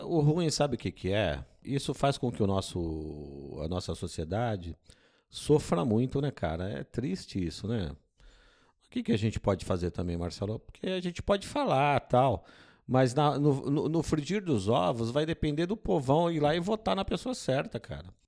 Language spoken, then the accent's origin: Portuguese; Brazil; nós somos brasileiros